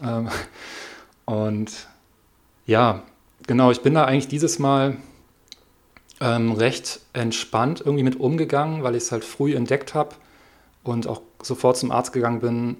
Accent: Hamburg, Germany; now in Siebengebirge, Germany; ich komme aus Hamburg

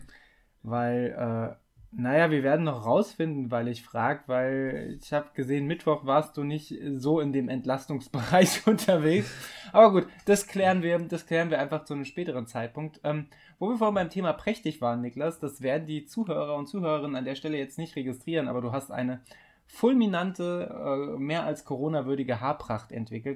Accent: Mettmann, North Rhine-Westphalia, Germany; moved away; also born or lived in Giessen; in meine Heimat, na, äh, nach meiner Heimatstadt Mettmann

